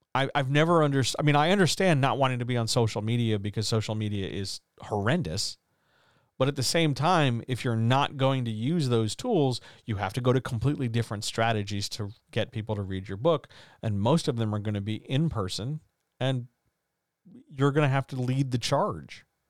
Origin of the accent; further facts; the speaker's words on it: United States; I'm an American.